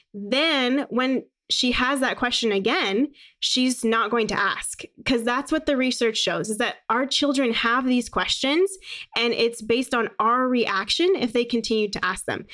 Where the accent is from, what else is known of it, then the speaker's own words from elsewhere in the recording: Phoenix, Arizona, United States; also born or lived in San Francisco, California; I was born in San Francisco. My parents are both from New York, and they moved to California when my mom was getting her P H D. And then, um, when I was about five, we ended up moving to Phoenix